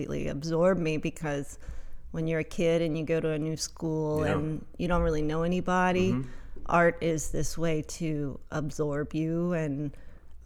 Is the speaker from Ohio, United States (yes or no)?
yes; Cincinnati, Ohio, United States; also born or lived in Covington, Kentucky / Colorado; now in Evanston, United States; growing up in Cincinnati, I'm German, so my family would eat